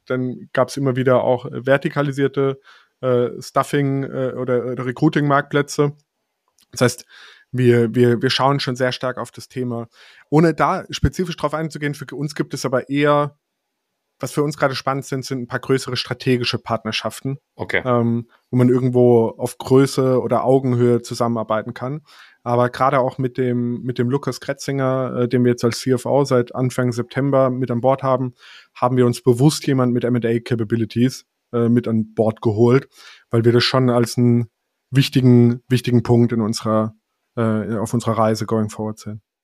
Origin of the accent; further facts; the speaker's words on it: Rhineland-Palatinate, Germany; now in Karlsruhe, Germany; ich komme aus der Pfalz